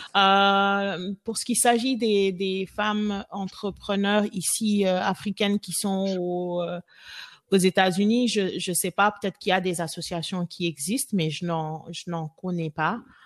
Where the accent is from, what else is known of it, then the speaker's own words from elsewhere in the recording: Senegal; moved away as an adult; now in Austin, United States; les femmes euh, sénégalaise, parce que bah, voilà, c'est là où j'ai grandi